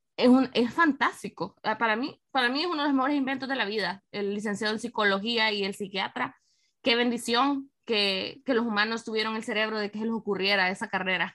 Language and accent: Spanish; San Miguel, El Salvador; also born or lived in San Salvador, El Salvador / Madrid, Spain / Washington, United States; desde que me mudé a San Salvador, porque yo soy de San Miguel